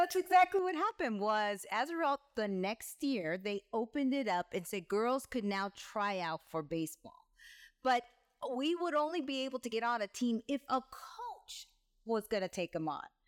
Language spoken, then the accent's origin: English; Rosemead, California, United States; moved away as an adult; also born or lived in San Fernando Valley / Mexico / Atlanta; So I grew up in California, in Southern California, in a small town, well, small town, city, Rosemaith, California